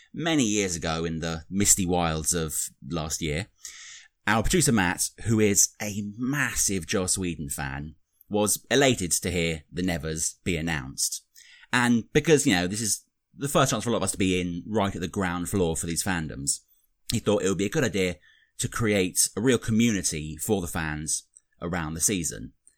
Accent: United Kingdom; accent: British; I'm the Brit here.

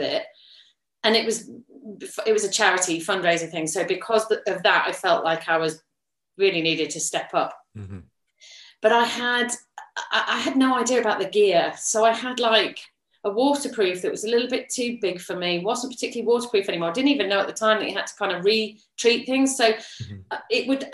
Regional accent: Yorkshire and the Humber, United Kingdom; now in Leicestershire, United Kingdom; I grew up in Yorkshire.

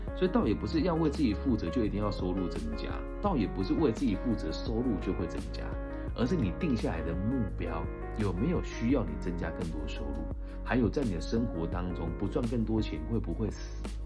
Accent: Puyan, Changhua County, Taiwan; moved away; 我们的故乡在彰化浦原的一个非常乡村的地方

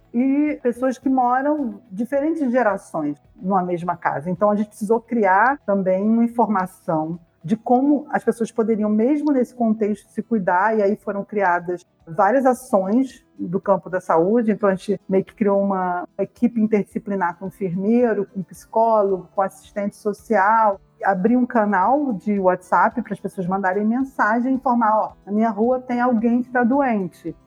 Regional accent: Rio de Janeiro, Brazil; also born or lived in Paraíba; Eu eu cresci na Nova Holanda, eu vim da Paraíba, cheguei com seis anos aqui

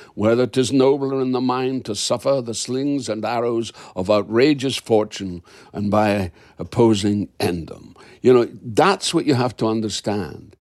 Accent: Dundee, Scotland, United Kingdom; I'm a Scot

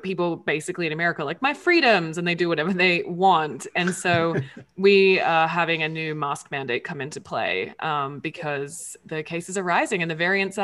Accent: Australia; now in United States; I'm an Aussie

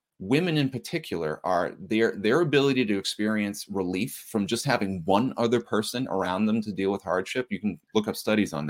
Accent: Reading, Massachusetts, United States; I grew up in Reading, Massachusetts

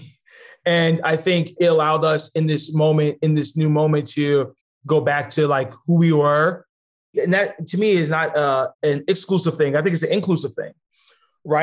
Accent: New York City, New York, United States; Growing up in Queens

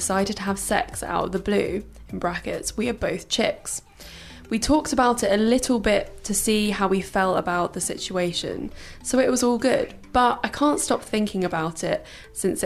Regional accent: Brighton, South East England, United Kingdom; I grew up in Brighton

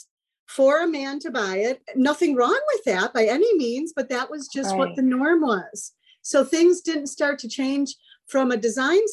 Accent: Chicago, Illinois, United States; I was raised in Chicago by Union Catholic Chicago family

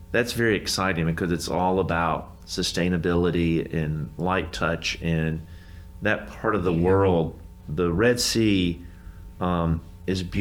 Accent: the South, United States; We're from the South, and so we don't like confrontation.

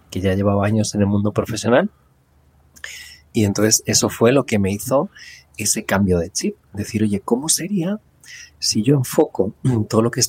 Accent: Madrid, Community of Madrid, Spain; moved away; also born or lived in California, United States; nací en Madrid. Lo que pasa que, que bueno, a los años me fui a vivir a, Estados Unidos. Estuve en California viviendo. Y fue una experiencia increíble. y, ahora pues vuelvo a vivir aquí en Madrid.

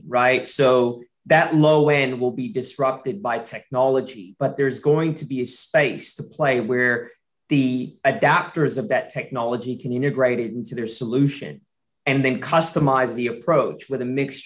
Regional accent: United States; now in Australia; I'm American.

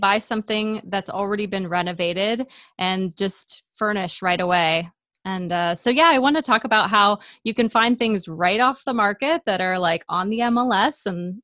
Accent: Hawaii, United States; moved away; I grew up in Hawaii

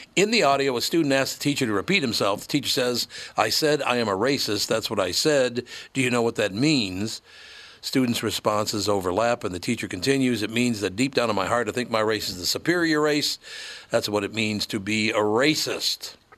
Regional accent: Minneapolis, Minnesota, United States; Growing up in North Minneapolis, which was a Catholic

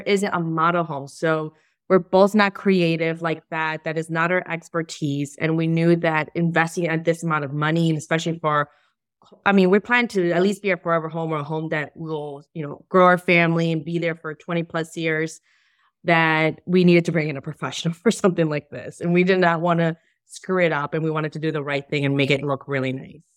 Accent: Chicago, Illinois, United States; I'm from Chicago.

